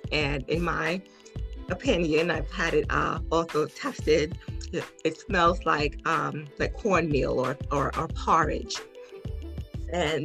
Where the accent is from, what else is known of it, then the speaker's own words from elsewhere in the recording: Piscataway, New Jersey, United States; I'm from Piscataway, New Jersey.